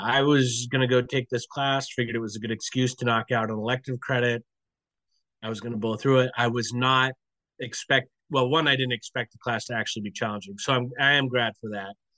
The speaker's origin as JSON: {"language": "English", "town": "Portland", "country": "United States", "tie": "born or raised there", "moved": "yes", "said": "I grew up in Portland. Um, even though I'm out here now"}